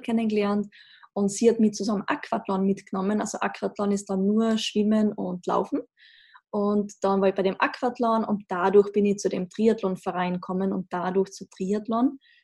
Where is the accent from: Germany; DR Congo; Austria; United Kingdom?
Austria; accent: Austrian dialect; wie man im Dialekt vielleicht hört, ich komme aus Österreich, sehr klischeehaft in den Alpen aufgewachsen